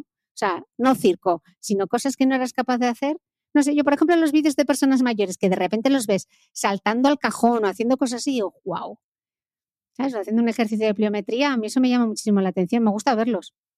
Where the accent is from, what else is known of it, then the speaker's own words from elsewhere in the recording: Gijón, Asturias, Spain; yo he pasado mi infancia en Mareo, que era donde entrenaban eh, todas las categorías del Sporting